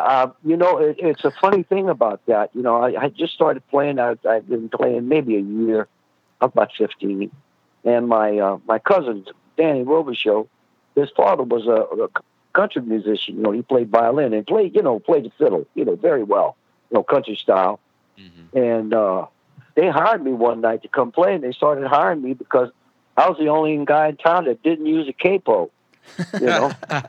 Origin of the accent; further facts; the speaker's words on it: Houma, Louisiana, United States; Now, I'm not from New Orleans. I'm from a little town called Houma, which is 58 miles southwest of New Orleans, down in the bayou, you know, Cajun country. Mm-hmm. So that's where I'm originally from.